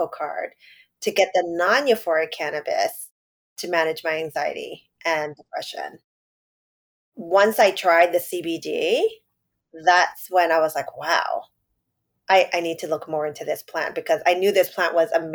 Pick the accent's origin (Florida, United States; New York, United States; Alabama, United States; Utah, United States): New York, United States; New York City; I grew up in Chinatown. And now I live in Lower East Side